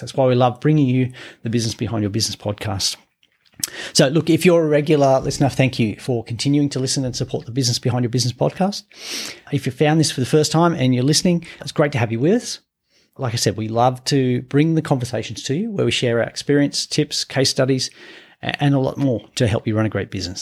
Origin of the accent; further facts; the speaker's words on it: Gunnedah, New South Wales, Australia; I grew up in a country town in New South Wales, I'm from Gunnedah